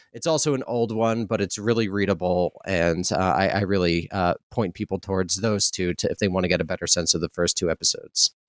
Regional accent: New York City, New York, United States; moved away; also born or lived in West Coast; I'm from New York

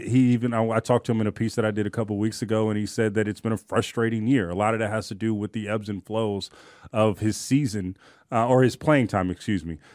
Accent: Oakland, California, United States; I'm from Oakland

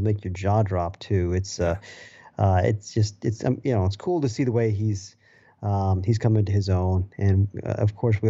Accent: Massachusetts, United States; I remember, you know, I grew up in Massachusetts

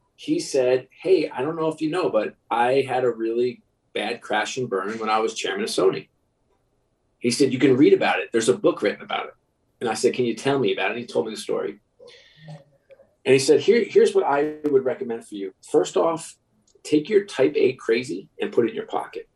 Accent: New York, United States; I'm a New York kid

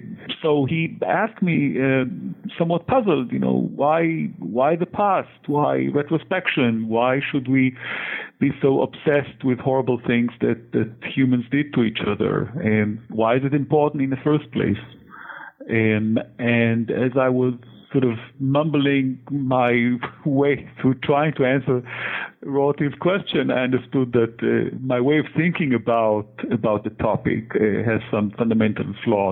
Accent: Haifa, Haifa District, Israel; So I was born and raised in Haifa in Israel and grew up living through several Middle Eastern wars.

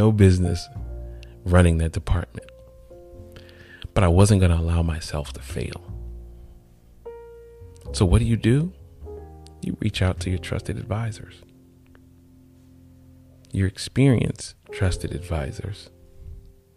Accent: College Park, Georgia, United States; I grew up in College Park, Georgia

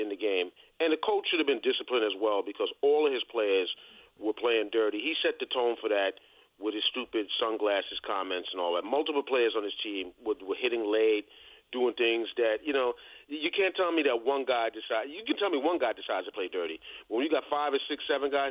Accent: New York City, New York, United States; I've seen a lot of violence growing up in the South Bronx

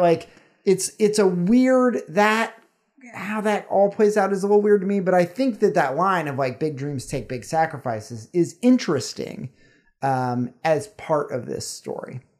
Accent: the South, United States; growing up in the South

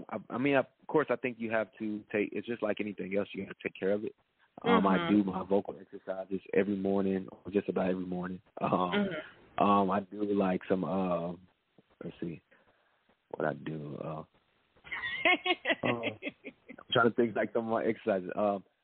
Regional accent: Bolivar, Tennessee, United States; moved away; I'm from a very small town, Bolivar, Tennessee.

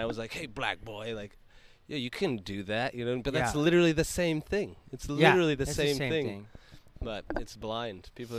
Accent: Lewiston, Maine, United States; moved away; my town where I'm from. We're considered the asshole of Maine.

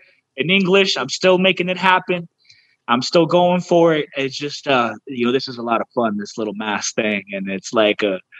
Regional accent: United States; accent: pocho; My pocho accent

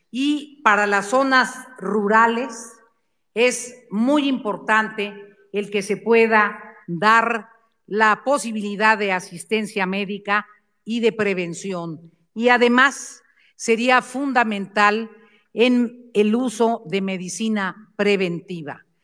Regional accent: Mexico

